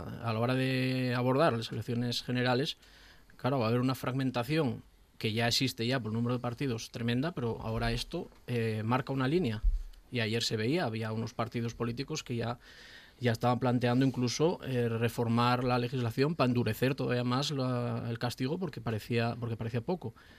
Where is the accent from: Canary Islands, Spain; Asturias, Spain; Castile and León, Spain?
Asturias, Spain; yo como asturiano